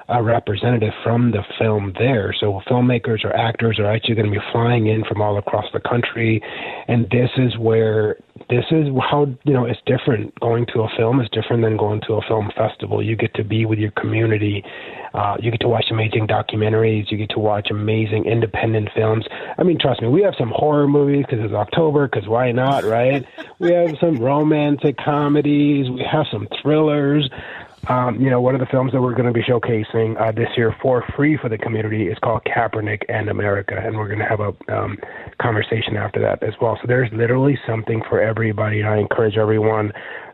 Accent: Mississippi, United States; I grew up in Mississippi

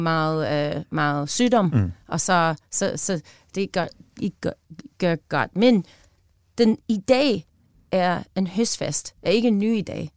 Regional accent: United States; Danish is a second language; moved away as an adult; now in Denmark; jeg er amerikaner, som bor i Danmark

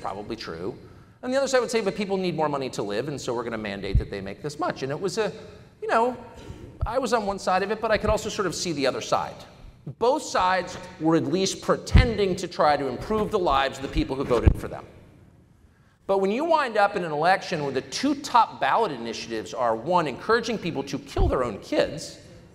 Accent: United States; also born or lived in La Jolla, California / Washington, D.C.; I grew up in Georgetown, La Jolla and Georgetown

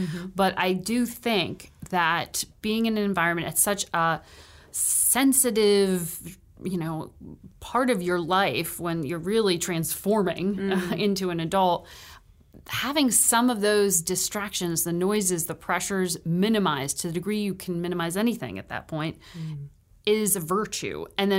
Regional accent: Connecticut, United States; I grew up in Connecticut, born and raised there.

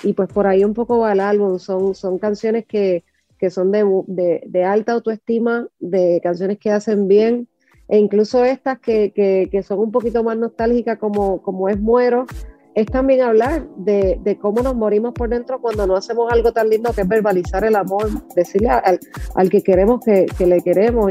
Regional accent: Puerto Rico; Puerto Rico, que es mi, obviamente que, es mi tierra y que, es mi cuna

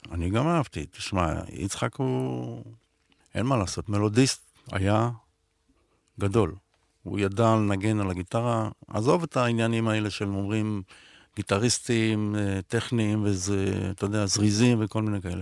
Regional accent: Israel; אני רוצה לחיות פה כמו שגדלתי פה, כמו שנולדתי

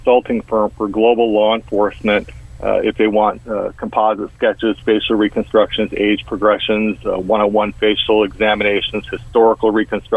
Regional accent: Orange County, California, United States; I grew up in Orange County, California, right near Disneyland

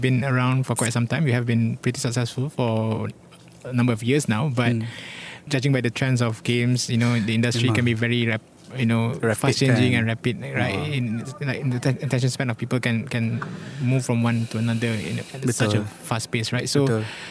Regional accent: Malaysia; I'm Malaysian

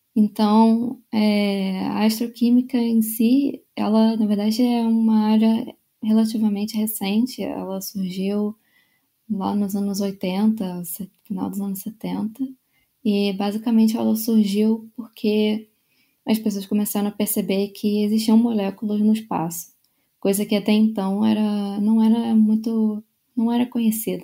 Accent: Rio de Janeiro, Brazil; moved away as an adult; also born or lived in São Paulo; eu sou é, do Rio de Janeiro. Eu nasci é, e é, cresci no, no, Rio

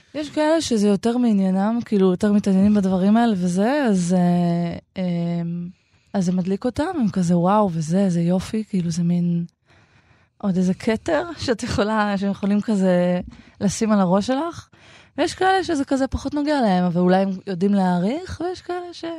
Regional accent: Shoham, Central District, Israel; לזו שאני גדלתי בה חלק מחיי

